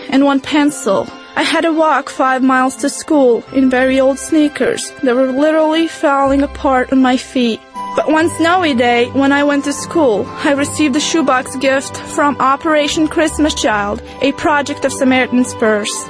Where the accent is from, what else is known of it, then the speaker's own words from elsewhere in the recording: Bosnia & Herzegovina; English is a second language; I was born and raised in Bosnia. When I was a child, our country was at war